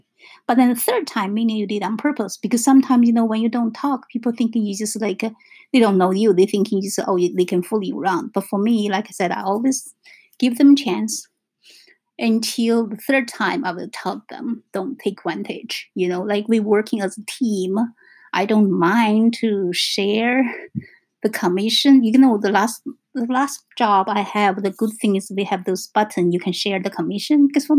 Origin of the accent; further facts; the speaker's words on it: China; English is a second language; moved away as an adult; Because for me, like I said, I came from China in 1996. So totally we have different cultures.